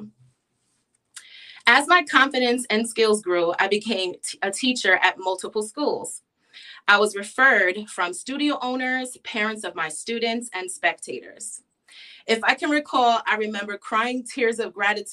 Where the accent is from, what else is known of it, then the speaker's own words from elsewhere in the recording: New York City, New York, United States; I was born and raised in New York City. I grew up in Queens, New York